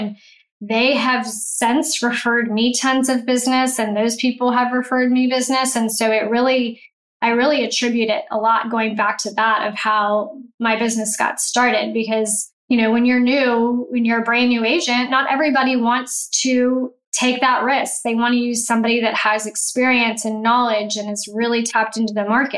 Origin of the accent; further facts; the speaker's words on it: Houston, Texas, United States; also born or lived in Baton Rouge, Louisiana; I grew up in Houston and I left to go to college. I went to Baton Rouge